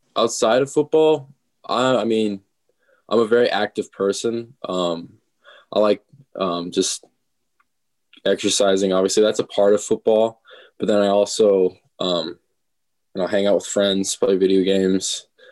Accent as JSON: {"language": "English", "town": "Omaha", "region": "Nebraska", "country": "United States", "tie": "born or raised there", "also_born_or_lived": "Minnesota", "said": "Omaha, Nebraska. Born in, well, not born and raised. Was born and raised from Minnesota, and we moved down here and uh, went to school all my life in Omaha"}